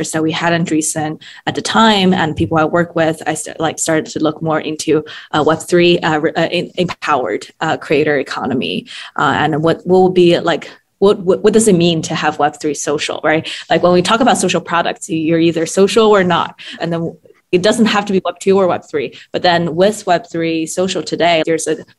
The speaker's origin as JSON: {"language": "English", "region": "Shanghai", "country": "China", "tie": "born or raised there", "also_born_or_lived": "Japan / Germany", "moved": "yes", "lives_now": "United States", "said": "I grew up in Shanghai, and then I've lived in the US and studied abroad in Japan, Germany in my kind of formative years"}